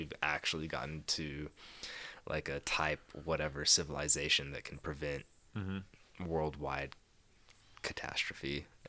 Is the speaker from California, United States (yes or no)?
no; Texas, United States; I grew up in Texas. They didn't tell me.